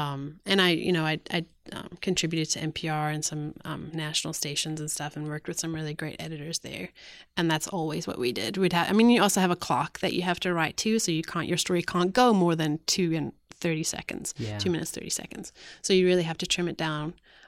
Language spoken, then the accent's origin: English; South Africa; I'm actually writing a book about growing up in South Africa.